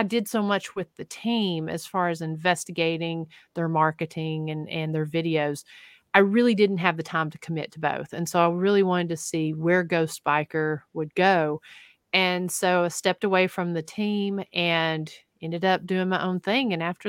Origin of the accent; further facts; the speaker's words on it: Tennessee, United States; Oh, that is from here in my home state of Tennessee, Adams County, Tennessee.